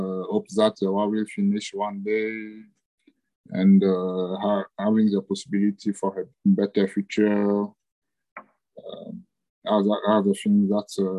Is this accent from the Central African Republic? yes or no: yes; Central African Republic; moved away as an adult; now in Addis Ababa, Ethiopia; I'm proud to have grown in Central African Republic, to have studied there and to have started my working life there also.